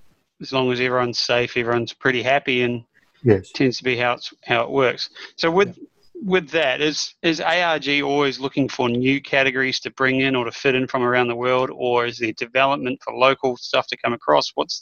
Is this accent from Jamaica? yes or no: no; New Zealand; I'm a Kiwi